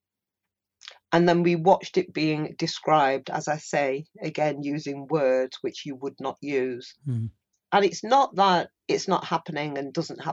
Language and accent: English; United Kingdom; We are British. We're born here.